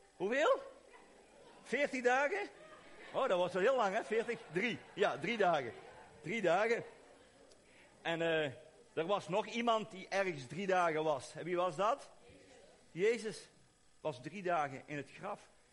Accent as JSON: {"language": "Dutch", "country": "Belgium", "said": "Maar ik kom uit België"}